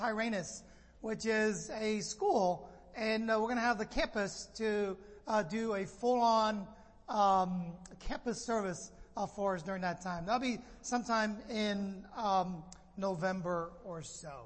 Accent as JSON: {"language": "English", "town": "San Francisco", "region": "California", "country": "United States", "tie": "born or raised there", "moved": "as an adult", "lives_now": "Los Angeles, United States", "said": "I grew up in the Bay Area in San Francisco"}